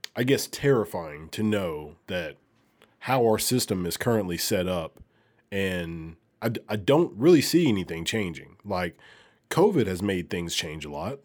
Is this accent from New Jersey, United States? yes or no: no; Alabama, United States; moved away as an adult; now in Memphis, United States; I'm from Alabama